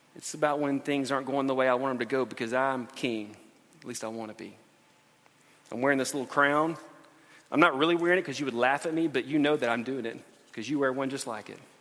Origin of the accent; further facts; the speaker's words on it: United States; We're Christians who live in America